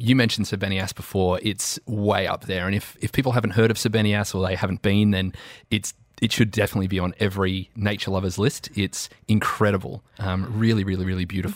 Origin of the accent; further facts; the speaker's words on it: Australia; now in United Arab Emirates; as an Australian